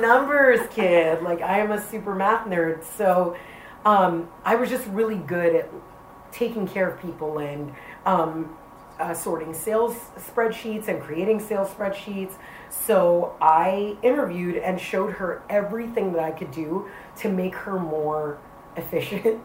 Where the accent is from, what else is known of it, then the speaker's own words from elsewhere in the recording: New York City, New York, United States; I grew up in the South Bronx in an area called Soundview